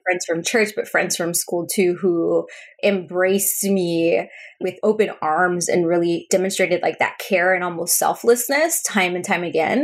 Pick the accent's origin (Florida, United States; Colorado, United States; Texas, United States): Texas, United States; Spring; first language Spanish; English is a second language; grew up in Texas we were one of the first immigrant families to move into this neighborhood in Spring, Texas.